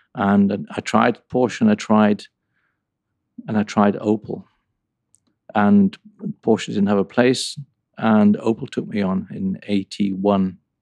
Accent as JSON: {"language": "English", "region": "North England", "country": "United Kingdom", "tie": "born or raised there", "also_born_or_lived": "Sheffield / Coventry", "moved": "yes", "said": "I grew up in North England"}